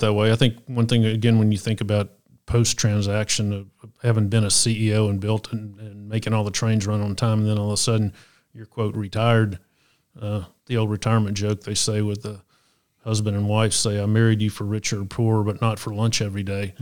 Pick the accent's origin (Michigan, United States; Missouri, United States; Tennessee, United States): Tennessee, United States; Chattanooga; I grew up here in Chattanooga